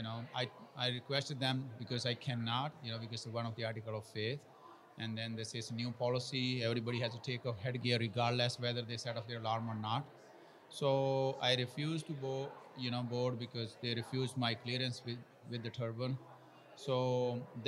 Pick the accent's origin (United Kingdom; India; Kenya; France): India; moved away as an adult; now in Fishers, United States; I was born and raised in India, and then I've been living in the U.S. for 25 years. I live in Fishers.